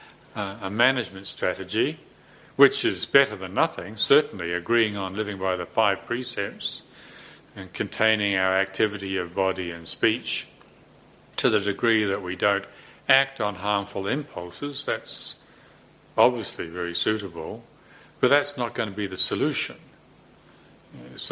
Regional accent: New Zealand; I'm a Kiwi bloke

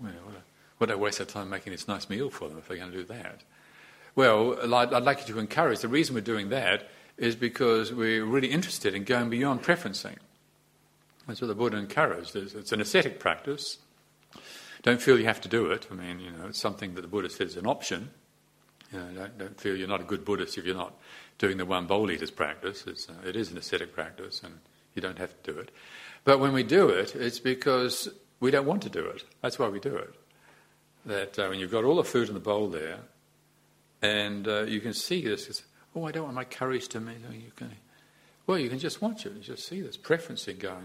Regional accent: New Zealand; as a New Zealander

